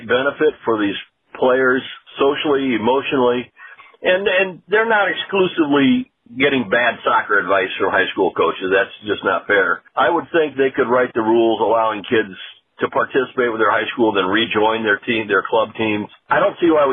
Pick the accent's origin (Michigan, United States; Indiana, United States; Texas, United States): Indiana, United States; Fort Wayne; I grew up in Fort Wayne where there was no high school soccer